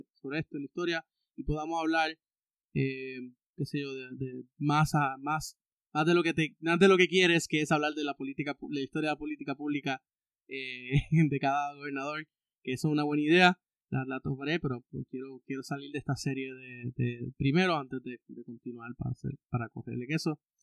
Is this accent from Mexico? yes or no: no; Puerto Rico; tener una identidad como puertorriqueño